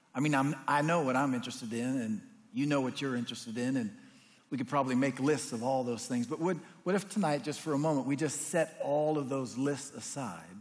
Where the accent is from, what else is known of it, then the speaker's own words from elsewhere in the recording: United States; as an American Christian